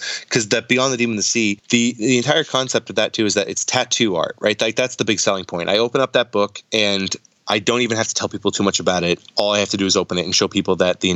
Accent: New England, United States; moved away as an adult; also born or lived in Los Angeles; I'm from New England

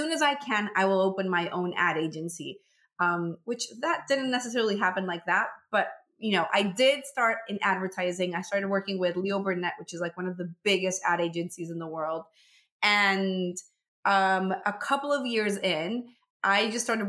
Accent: Venezuela; moved away as an adult; now in United States; I'm originally from Venezuela.

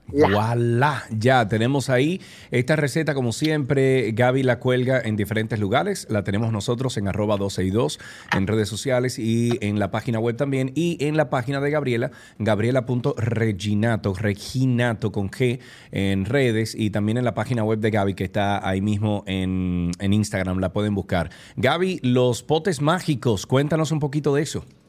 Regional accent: Dominican Republic; nosotros los dominicanos

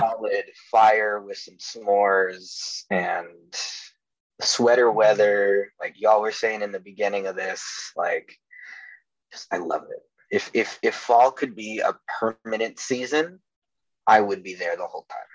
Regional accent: Chicago, Illinois, United States; now in Minneapolis, United States; I grew up in Chicago

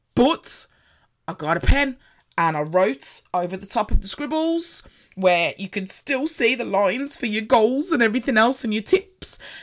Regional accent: Birmingham, West Midlands, United Kingdom; I'm from Birmingham. If you hadn't already noticed by the accents

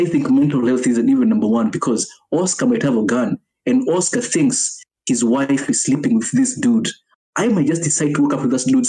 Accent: Kenya; now in Japan; Even me as a Kenyan, coming from Kenya

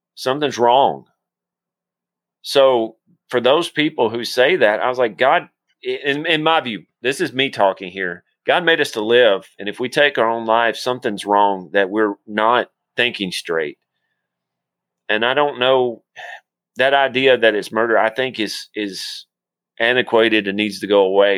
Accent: Tennessee, United States; accent: Tennessean; I barely speak Tennessean

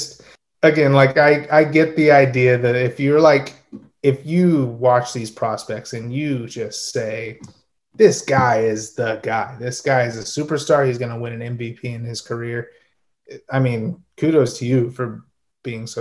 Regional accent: Oklahoma, United States; moved away as an adult; now in Seattle, United States; I live in Seattle right now. I'm from Oklahoma. We moved to Seattle 5 years ago

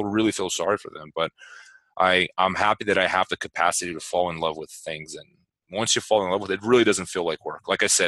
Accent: Itu, São Paulo, Brazil; now in Las Vegas, United States; When I was a kid growing up in Sao Paulo, or the inside, the countryside of Sao Paulo, Itu, which is like a very small city

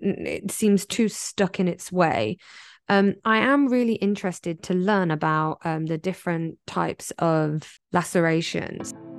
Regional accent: England, United Kingdom; now in Taiwan; I'm English, not American

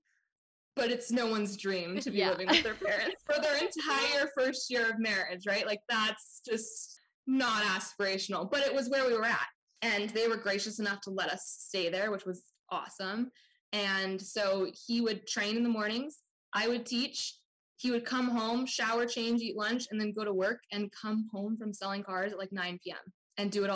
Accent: Orange County, California, United States; moved away as an adult; also born or lived in New York; I grew up in Orange County, California

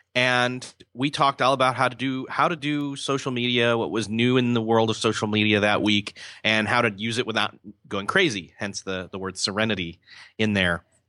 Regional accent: Rochester, New York, United States; moved away as an adult; also born or lived in Marion, Indiana; I grew up in Rochester, New York, till, uh, I was about college age, where I then came to Marion, Indiana

